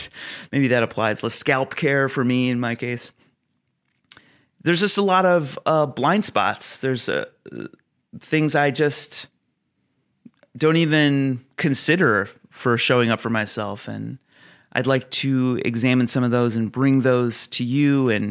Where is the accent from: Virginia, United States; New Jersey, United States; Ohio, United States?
Ohio, United States; I am the youngest of seven kids. I was raised in Northeast Ohio near Cleveland and Akron.